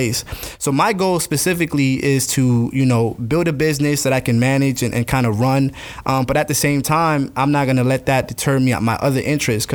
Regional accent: St. Augustine, Florida, United States; also born or lived in New Jersey / Gainesville, Florida; now in Jacksonville, United States; I was raised in St. Augustine because I was, I think, around 10 years old when I actually came down.

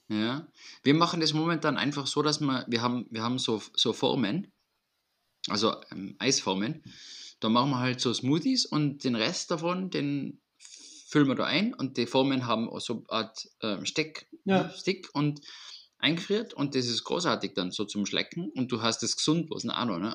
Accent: Austria; bei uns in Österreich

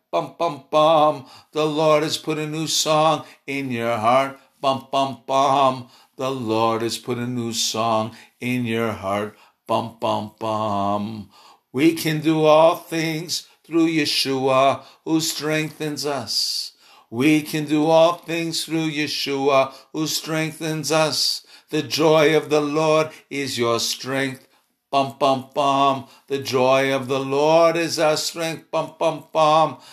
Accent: Chicago, Illinois, United States; I'm from Chicago

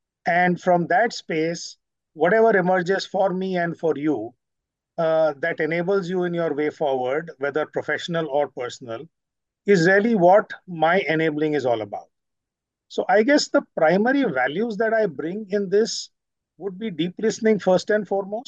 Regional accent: Delhi, India; took me through different cities like Nagpur, Satna, Indore, and Hyderabad after I was born in Delhi, and then finally settled back in Delhi.

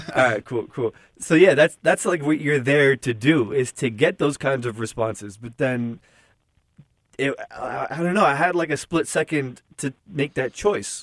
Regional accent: Newark, New Jersey, United States; I grew up in Newark, New Jersey

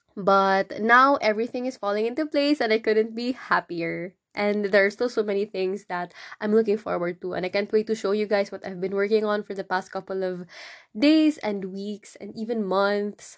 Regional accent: Philippines; I went back to my hometown

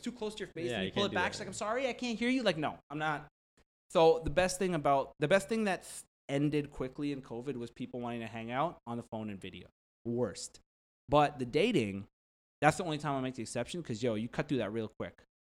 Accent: Shiraz, Fars, Iran; Shirazi. I'm from Shiraz. Shiraz is a town.

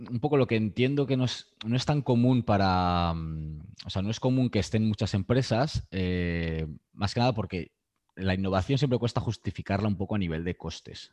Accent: Aranda de Duero, Castile and León, Spain; moved away as an adult; also born or lived in Madrid / Mexico; now in Barcelona, Spain; Yo soy de, yo soy de Burgos, de un pueblo de Aranda de Duero.

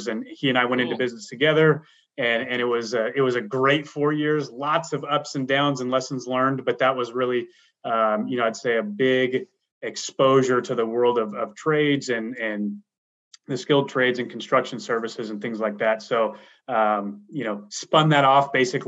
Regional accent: Seattle, Washington, United States; moved away as an adult; now in Tennessee, United States; I'm originally from Seattle, Washington, a native there, you know, grew up, went to school

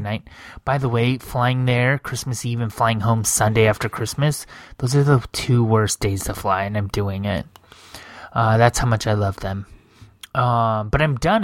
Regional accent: United States; I'm an atheist, but I grew up in America

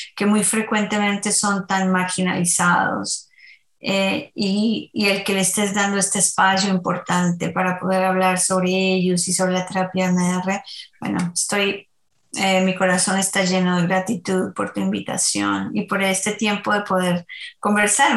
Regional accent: Colombia; Soy colombiana, así que en Colombia bailamos por todo

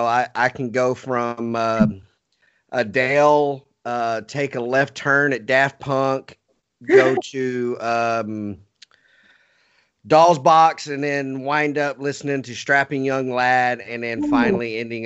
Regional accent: Texas, United States; also born or lived in Montana; I am a straight up Texan

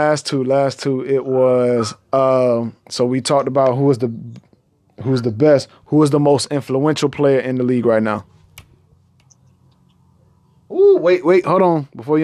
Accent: Chicago, Illinois, United States; I'm from Chicago

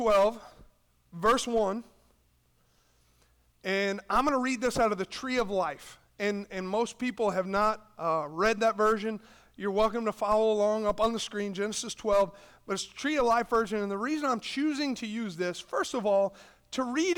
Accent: United States; we're American

